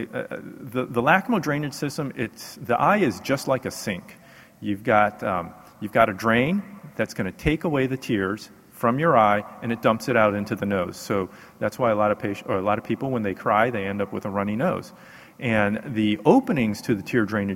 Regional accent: Houston, Texas, United States; I'm from Houston, Texas

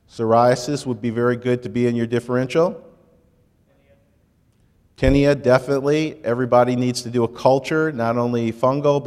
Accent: Michigan, United States; moved away; I grew up in Michigan

